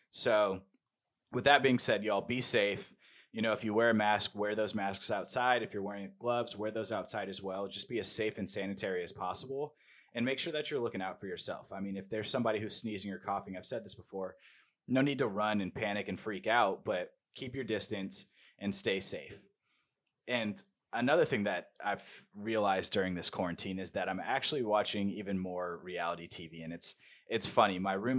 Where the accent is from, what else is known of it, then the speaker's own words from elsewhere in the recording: Georgia, United States; some states are opening up, like my home state, Georgia, opening back up.